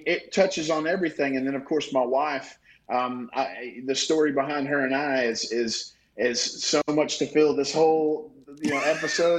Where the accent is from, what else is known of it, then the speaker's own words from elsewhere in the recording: the South, United States; But then I really go back to a lot of my favorite things growing up in the South, working on a farm